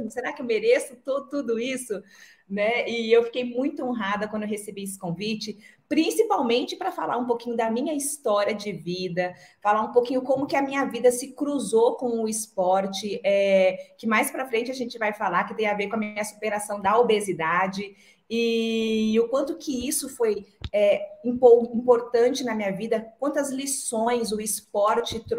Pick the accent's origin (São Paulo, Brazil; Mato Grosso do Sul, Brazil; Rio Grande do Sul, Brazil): Mato Grosso do Sul, Brazil; Dourados; eu tive uma infância simples é, no interior do Mato Grosso do Sul. Eu nasci e me criei em Dourados que é a segunda maior cidade do nosso estado